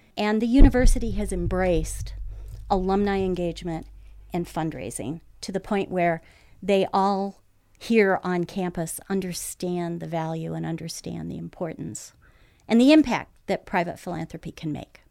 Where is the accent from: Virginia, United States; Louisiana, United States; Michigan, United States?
Michigan, United States; Lansing; being born and raised in Lansing